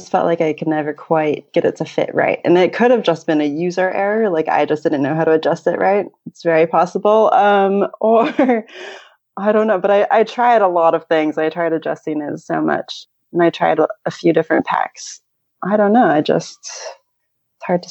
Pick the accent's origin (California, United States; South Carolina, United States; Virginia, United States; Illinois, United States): California, United States; now in New Zealand; I grew up in California, so my parents are still there